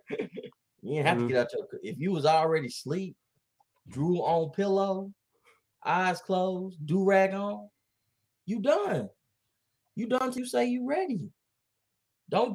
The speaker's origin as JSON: {"language": "English", "town": "Dallas", "region": "Texas", "country": "United States", "tie": "born or raised there", "said": "I'm from here. I'm from Oak Cliff"}